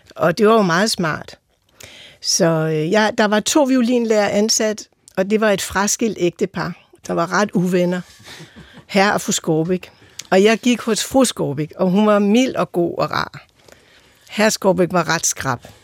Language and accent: Danish; Holte, Capital Region of Denmark, Denmark; Jeg er vokset op i Holte med en ungarsk-jødisk far og en øh, jysk mor